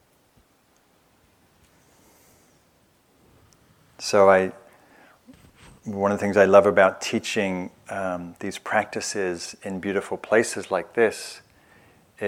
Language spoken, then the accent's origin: English; England, United Kingdom; moved away as an adult; now in United States; I'm from England